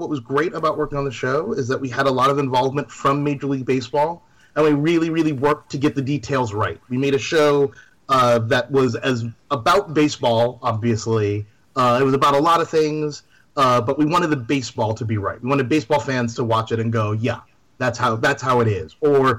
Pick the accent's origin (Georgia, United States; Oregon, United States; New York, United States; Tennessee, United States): New York, United States; I'm from New York